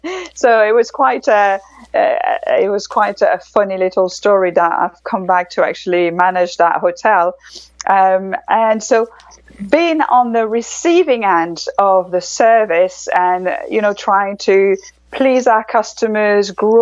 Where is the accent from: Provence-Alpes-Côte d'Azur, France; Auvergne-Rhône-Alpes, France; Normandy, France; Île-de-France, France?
Provence-Alpes-Côte d'Azur, France; Grasse; English is a second language; also born or lived in Paris; So I was born in Paris, so I am a Parisian. And my parents thought it'd be a great idea to open a restaurant down the south of France. So we moved down in Grasse